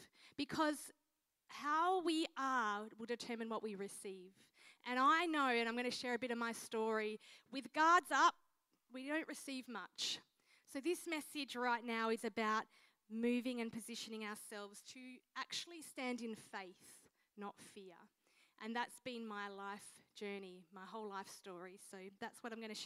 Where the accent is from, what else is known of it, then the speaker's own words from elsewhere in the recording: Mildura, Victoria, Australia; now in Adelaide, Australia; I grew up in Mildura, Victoria.